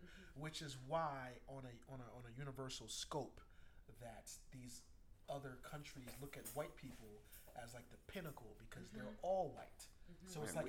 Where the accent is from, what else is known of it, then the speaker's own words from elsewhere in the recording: New York, United States; I was from New York, so everything is a nigga.